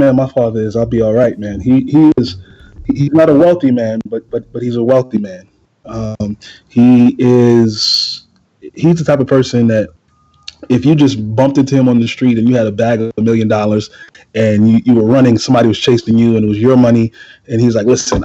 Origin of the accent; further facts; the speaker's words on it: New York City, New York, United States; I come from East New York, Brooklyn. Anybody who knows anything about Brooklyn, particularly East New York, in the 80s, early 90s, it was a war zone